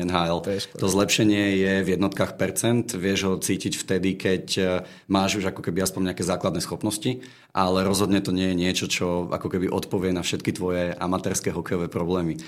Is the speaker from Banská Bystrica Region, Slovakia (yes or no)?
no; Bratislava, Bratislava Region, Slovakia; Som z Bratislavy